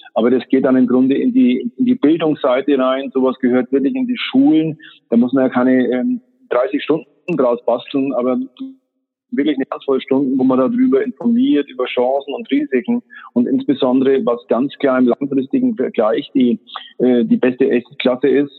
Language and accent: German; Germany; als Deutsche